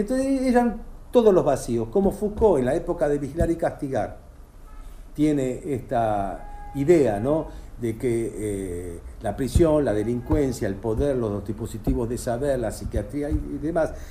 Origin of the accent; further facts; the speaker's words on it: Argentina; Yo soy argentino, yo vivo acá